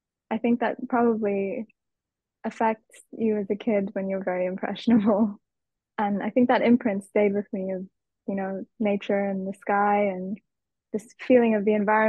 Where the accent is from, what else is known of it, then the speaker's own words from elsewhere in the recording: Nairobi, Kenya; In Nairobi. It's the capital city. So it's very much a city, and it's very life-oriented.